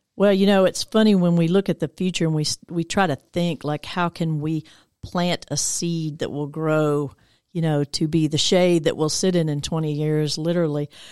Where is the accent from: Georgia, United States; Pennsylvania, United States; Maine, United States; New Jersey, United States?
Georgia, United States; Decatur; I grew up over in Decatur area. Actually, I've been in Metro Atlanta almost my whole life